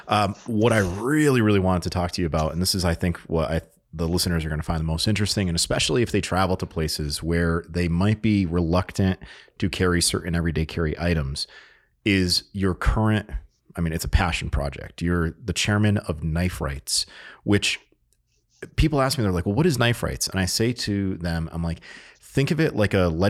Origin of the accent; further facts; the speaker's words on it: Connecticut, United States; I grew up in Connecticut, and we would take trips into New York